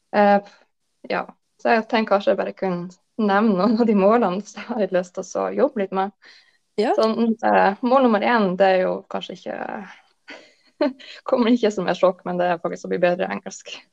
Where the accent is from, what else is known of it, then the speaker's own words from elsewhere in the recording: Lofoten, Nordland, Norway; now in Bodø, Norway; jeg er oppvokst i Lofoten, men bor nå i Bodø.